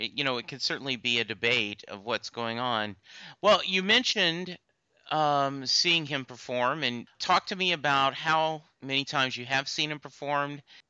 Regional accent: the South, United States; also born or lived in Louisiana; You know, I grew up in the South. My dad was in the Army. We moved around a lot.

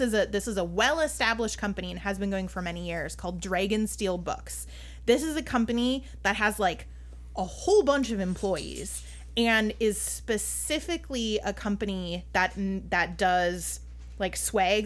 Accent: Minnesota, United States; I'm Minnesotan

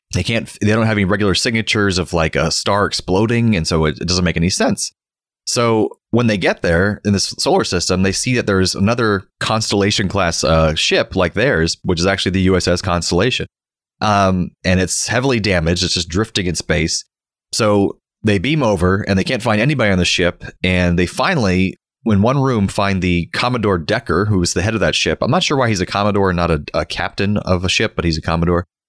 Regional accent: Florida, United States; We learned about him in school growing up in Florida.

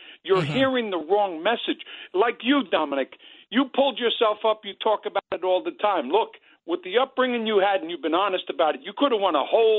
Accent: New York City, New York, United States; I'm from the Bronx

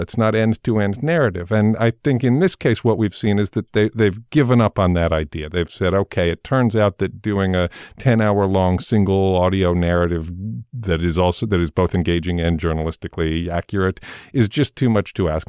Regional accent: England, United Kingdom; moved away; I grew up in England

